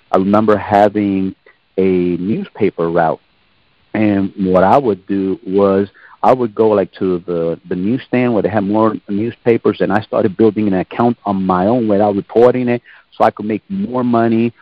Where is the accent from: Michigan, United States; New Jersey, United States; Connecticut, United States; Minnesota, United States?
New Jersey, United States; Jersey City; moved away as an adult; also born or lived in Germany / Korea / Oklahoma; I was born in Jersey City, New Jersey. I'm from the East Coast, born in the late 1960s. My parents, they're from Puerto Rico, but they raised us in the northern part of New Jersey